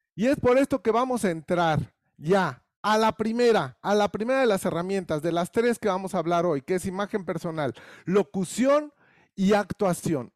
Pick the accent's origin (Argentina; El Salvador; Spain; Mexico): Mexico